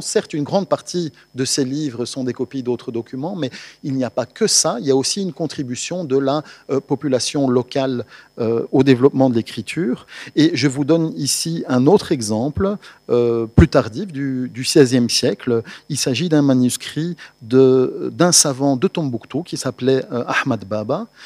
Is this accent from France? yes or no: no; Belgium; en tant que Belges